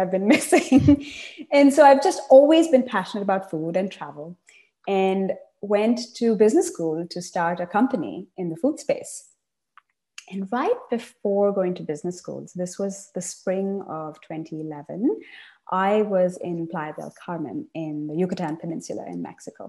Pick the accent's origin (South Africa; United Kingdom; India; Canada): India; Chennai, Tamil Nadu; moved away; also born or lived in Savannah, Georgia, United States / East Coast, United States / Berkeley, California, United States; I grew up in South India, in Chennai